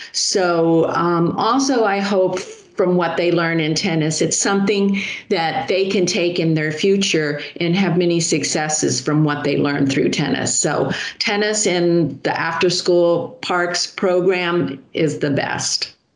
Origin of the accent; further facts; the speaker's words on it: Miami, Florida, United States; I was born and raised in Miami. So for me, this is home